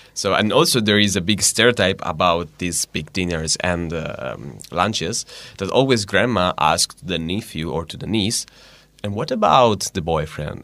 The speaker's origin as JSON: {"language": "English", "town": "Diano Castello", "region": "Liguria", "country": "Italy", "second_language": "English", "moved": "as an adult", "lives_now": "Hungary", "said": "I'm from Liguria."}